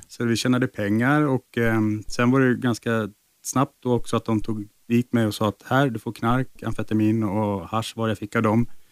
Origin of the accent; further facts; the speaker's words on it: Nacka, Stockholm County, Sweden; uppe i Nacka där jag växte upp